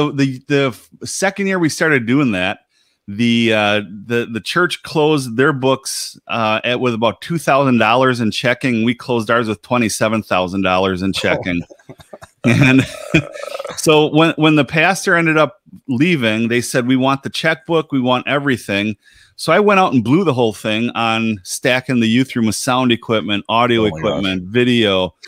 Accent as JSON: {"language": "English", "town": "Milwaukee", "region": "Wisconsin", "country": "United States", "tie": "born or raised there", "accent": "northern", "said": "Okay, well, so I live in my hometown's Milwaukee, Wisconsin. And so if you hear my southern, or rather my northern accent, you know, forgive me"}